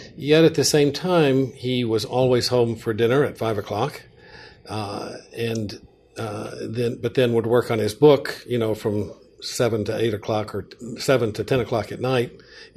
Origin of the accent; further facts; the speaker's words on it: Mississippi, United States; also born or lived in Boston, Massachusetts / Warm Springs, Georgia; I grew up in Mississippi